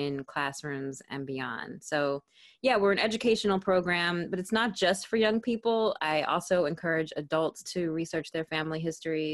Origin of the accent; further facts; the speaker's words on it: Philadelphia, Pennsylvania, United States; moved away as an adult; also born or lived in Netherlands; now in Bristol, United Kingdom; I am originally from Philadelphia, born and raised